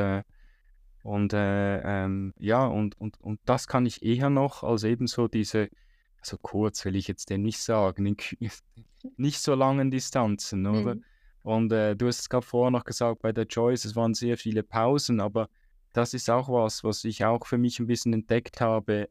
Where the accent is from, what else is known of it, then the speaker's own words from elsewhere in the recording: Switzerland; als Schweizer